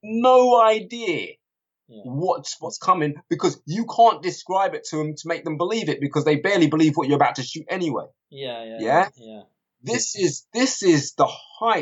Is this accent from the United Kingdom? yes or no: yes; London, United Kingdom; also born or lived in Kilburn; being a little black kid growing up in Harlesden, where else did I move to after Harlesden? I was in Kilburn, then Harlesden or whatever